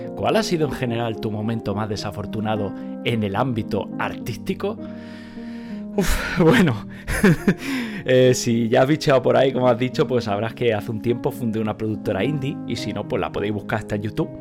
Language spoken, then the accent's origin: Spanish; Catalonia, Spain; moved away as an adult; now in Germany; yo he nacido y crecido en Cataluña y vivo desde hace de años en Alemania